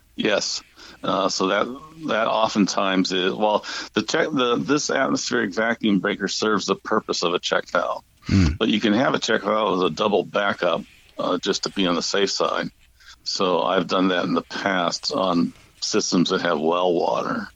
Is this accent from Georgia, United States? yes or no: no; St. Louis, Missouri, United States; I grew up in St. Louis, uh, Missouri